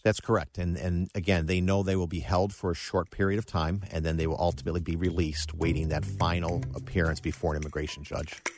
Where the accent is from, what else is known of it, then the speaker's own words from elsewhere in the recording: Buffalo, New York, United States; moved away; also born or lived in Cleveland, Ohio; I grew up in Buffalo, New York